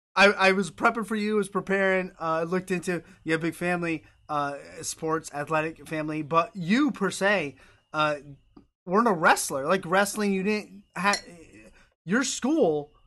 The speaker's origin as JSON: {"language": "English", "region": "New York", "country": "United States", "said": "I'm not from Boston. I'm from New York, although I'm a big Boston fan."}